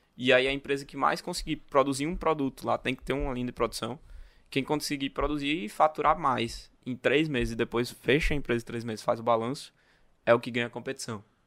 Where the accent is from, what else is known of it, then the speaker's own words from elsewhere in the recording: Natal, Rio Grande do Norte, Brazil; Sou natalense, né? Minha família vem do interior, do Rio Grande do Norte